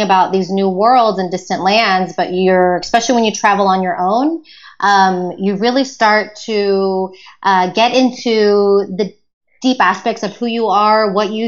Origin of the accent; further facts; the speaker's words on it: Houston, Texas, United States; moved away as an adult; also born or lived in West Virginia; now in Spain; Growing up in Houston, Texas is where I spent my childhood